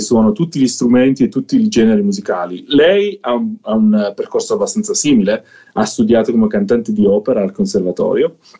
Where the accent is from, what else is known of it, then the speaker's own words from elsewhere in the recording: Southern Italy, Italy; moved away as an adult; also born or lived in Netherlands; da dove vengo io, del sud Italia